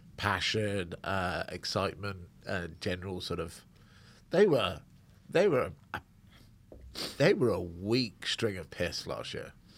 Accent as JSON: {"language": "English", "region": "Scotland", "country": "United Kingdom", "said": "as a Scot"}